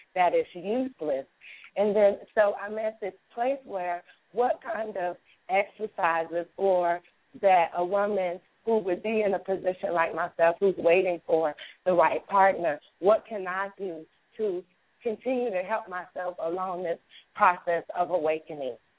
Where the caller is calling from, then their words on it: Northern Virginia, United States; I'm calling from Northern Virginia.